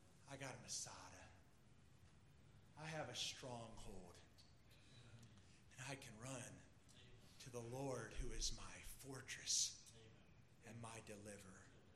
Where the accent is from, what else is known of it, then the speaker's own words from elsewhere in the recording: Pennsylvania, United States; I was from Pennsylvania, so two Yankees were together.